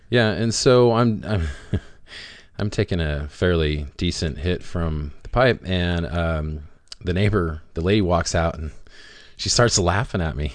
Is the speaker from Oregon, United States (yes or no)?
yes; Rogue Valley, Oregon, United States; we're from the Rogue Valley